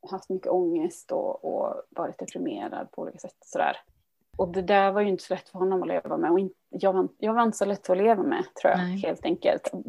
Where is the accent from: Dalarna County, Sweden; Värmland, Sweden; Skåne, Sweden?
Dalarna County, Sweden; moved away as an adult; now in Gothenburg, Sweden; Och vi flyttade till, ifrån Dalarna ner till Göteborg 2000 var det.